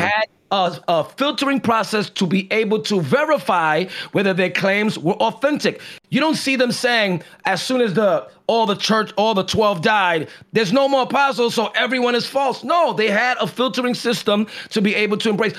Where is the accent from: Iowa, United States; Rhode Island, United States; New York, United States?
New York, United States; New York City; I'm from the Bronx